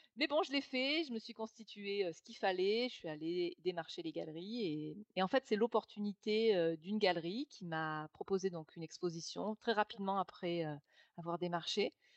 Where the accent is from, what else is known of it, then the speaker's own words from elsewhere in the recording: Nîmes, Occitania, France; moved away as an adult; also born or lived in Toulouse / Saint-Germain-en-Laye / Paris / London; je suis de Nîmes. Donc, j'ai vécu, on va dire, jusqu'à 22 ans à Nîmes